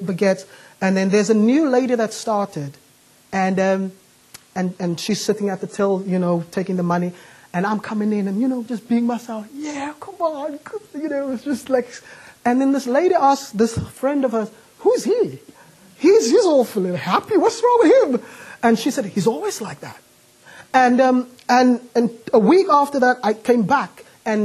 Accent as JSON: {"language": "English", "town": "Cape Town", "region": "Western Cape", "country": "South Africa", "moved": "yes", "lives_now": "United Kingdom", "said": "I'm not from the UK, I'm from Cape Town."}